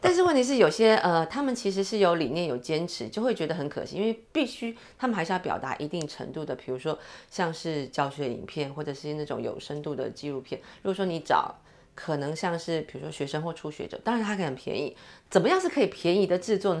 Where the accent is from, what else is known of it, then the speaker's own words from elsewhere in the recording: Taiwan; 我们台湾人有很多，有自由度